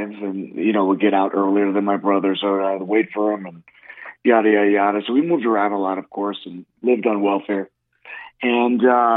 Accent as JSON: {"language": "English", "town": "New York City", "region": "New York", "country": "United States", "tie": "born or raised there", "said": "I was born in the Bronx"}